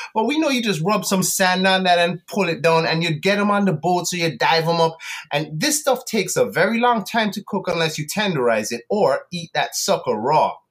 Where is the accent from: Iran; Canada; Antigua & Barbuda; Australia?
Antigua & Barbuda; moved away; also born or lived in United Kingdom / South Florida, United States; i was born in the uk to west indian parents my mom is jamaican my dad is antiguan i grew up in antigua but i lived in the us for a little bit south florida